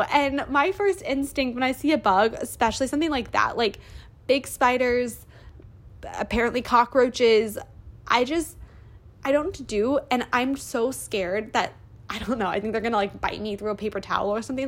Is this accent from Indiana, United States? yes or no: yes; Indiana, United States; moved away as an adult; also born or lived in Ohio / Michigan; now in California, United States; I'm from Indiana originally, but recently I moved across the country to California